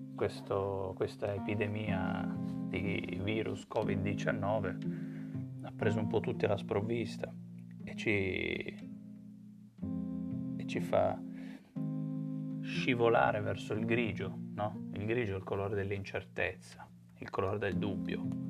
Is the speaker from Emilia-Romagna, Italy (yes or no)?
no; Turin, Piedmont, Italy; sono di Torino